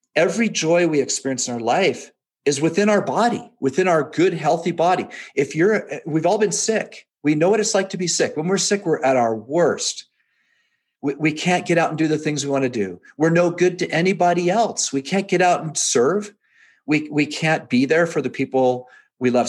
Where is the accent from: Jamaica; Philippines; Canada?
Canada; moved away as an adult; also born or lived in England; now in Provo, United States; I was born in England, raised in Canada, moved to Utah after I was married